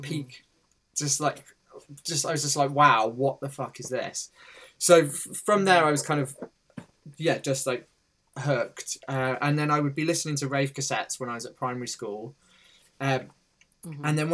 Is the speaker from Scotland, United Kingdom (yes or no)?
no; Torquay, South West England, United Kingdom; So I grew up in Torquay in Devon, which is a gorgeous like seaside town